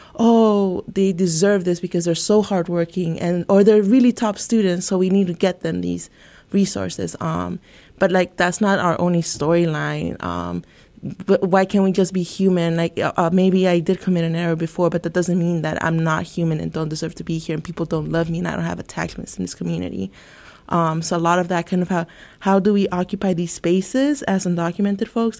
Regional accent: Santa Ana, California, United States; I'm originally from Santa Ana, California. Um, uh, growing up in a very uh, Latinx neighborhood

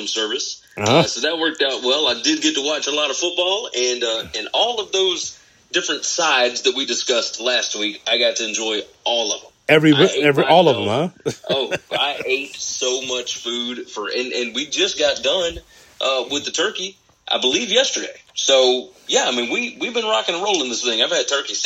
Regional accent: the South, United States; accent: southern; The further south that I go and the people that I'm around, my southern accent tends to come out a little more when I'm around those people than when I'm around other people

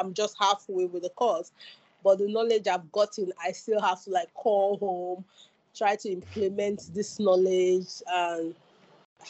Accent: Nigeria; moved away as an adult; now in Salford, United Kingdom; I'm a Nigerian studying at the University of Salford

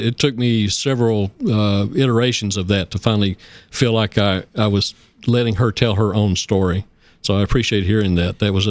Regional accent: Oak Ridge, Tennessee, United States; I grew up in Oak Ridge, and it was, you know, a modern place to grow up with many different kinds of people.

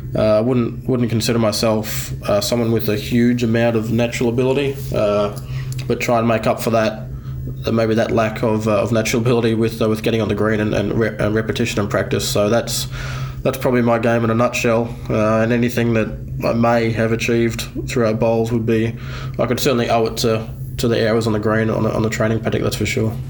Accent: Queensland, Australia; moved away as an adult; also born or lived in New South Wales; now in Sydney, Australia; Queenslander at heart, case born and bred. Uh, I've been converted though. I'm a, I'm a New South Welshman now.

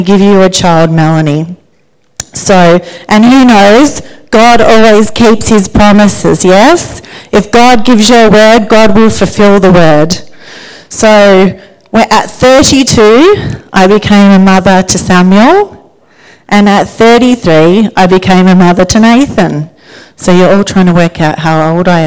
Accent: Sydney, New South Wales, Australia; also born or lived in Geelong; I grew up in Sydney with my brother and my parents. When we were 10, we left Geelong and we moved to Sydney

